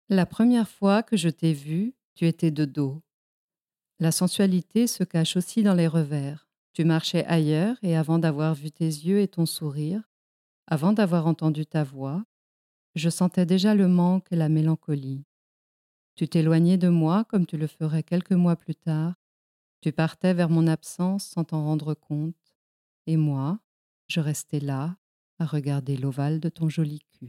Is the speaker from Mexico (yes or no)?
yes; Mexico; born or raised there; moved away; also born or lived in Spain